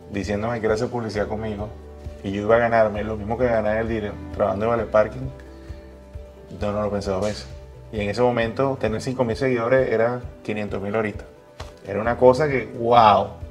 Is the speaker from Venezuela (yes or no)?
yes; Venezuela; moved away as an adult; todos los venezolanos que estamos regados a nivel mundial